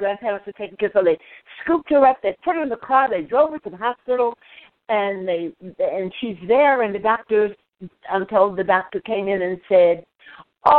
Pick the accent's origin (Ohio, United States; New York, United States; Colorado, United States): New York, United States; also born or lived in Lumberton, North Carolina; I grew up, I was born in North Carolina, but I actually grew up in New York from a very young kid. Yes, actually grew up in New York, Crown Heights, Park Slope, Brooklyn.